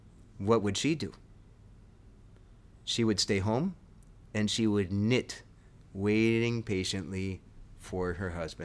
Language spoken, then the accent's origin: English; Connecticut, United States; That's about the size of the town I grew up in Connecticut.